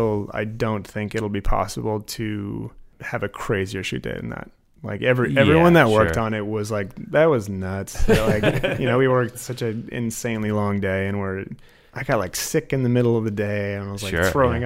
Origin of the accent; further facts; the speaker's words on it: Anchorage, Alaska, United States; I am from Anchorage.